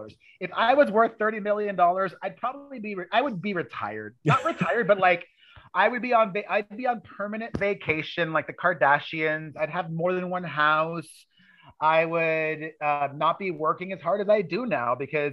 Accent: Miami, Florida, United States; moved away as an adult; also born or lived in New York City; I grew up in Miami, Florida, where I was very poor

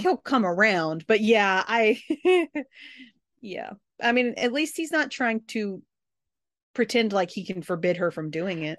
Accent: the South, United States; I'm from the South

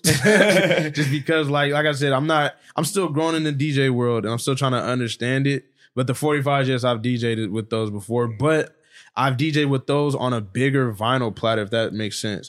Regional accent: Stockton, California, United States; also born or lived in Hayward, California; I grew up on the north side of Stockton

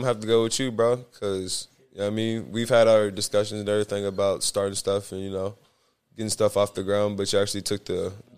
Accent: Arkansas, United States; I'm from Arkansas too

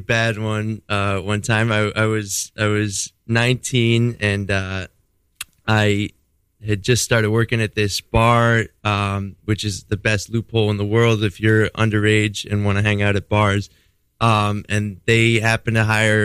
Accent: New York City, New York, United States; I grew up in Manhattan

